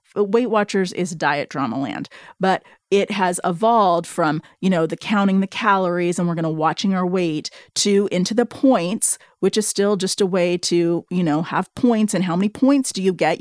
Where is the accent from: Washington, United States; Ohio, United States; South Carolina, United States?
Washington, United States; Seattle; I'm from Seattle. I live in, I'm living in the Seattle area